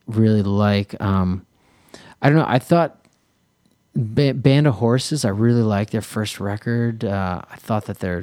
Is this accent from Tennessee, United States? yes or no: no; Philadelphia, Pennsylvania, United States; moved away as an adult; now in Los Angeles, United States; growing up in Philly and being a musician there growing up, you definitely get that Philly soul inspiration